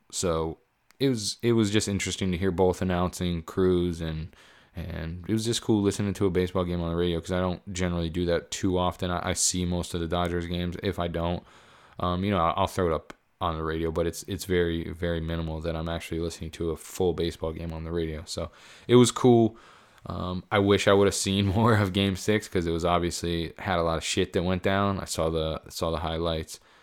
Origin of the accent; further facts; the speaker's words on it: Pennsylvania, United States; moved away; I, I grew up in Pennsylvania. I spent a good portion of my life there.